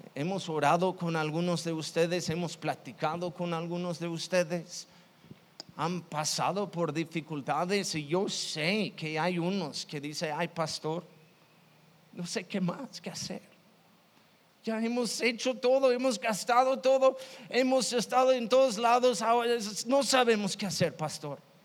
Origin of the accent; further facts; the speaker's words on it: Chicago, Illinois, United States; Yo, yo soy de Chicago